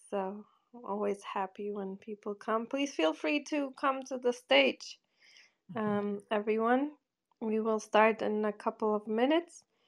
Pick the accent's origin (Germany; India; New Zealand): Germany; Bochum, North Rhine-Westphalia; moved away; In the ugliest place, Bochum, im Ruhrgebiet